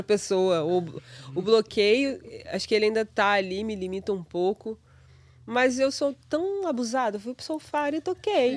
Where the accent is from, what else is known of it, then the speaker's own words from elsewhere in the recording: Paraíba do Sul, Rio de Janeiro, Brazil; moved away as an adult; now in New York, United States; Eu sou de Paraíba do Sul, de uma cidade minúscula no interior do Rio